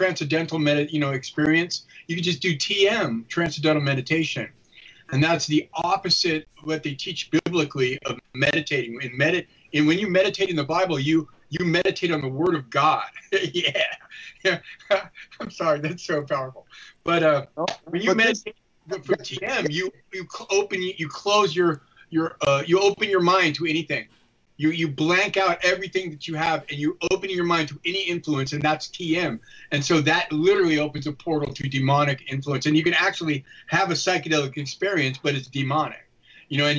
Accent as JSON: {"language": "English", "town": "San Francisco", "region": "California", "country": "United States", "tie": "born or raised there", "said": "I grew up in the Haight-Ashbury in San Francisco, and I was a kid with the hippies all around me."}